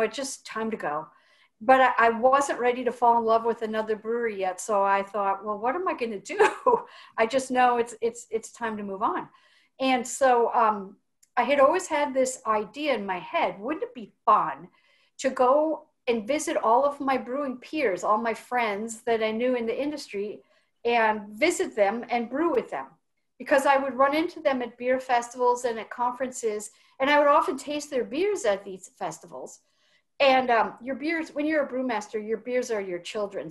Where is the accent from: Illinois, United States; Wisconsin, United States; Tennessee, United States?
Wisconsin, United States; also born or lived in Eugene, Oregon; now in Portland, United States; I'm from Wisconsin